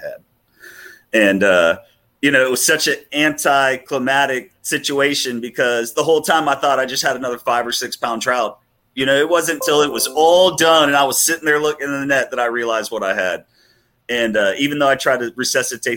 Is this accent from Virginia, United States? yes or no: no; Port O'Connor, Texas, United States; moved away as an adult; now in Houston, United States; my brother and I, we grew up wade fishing in Port O'Connor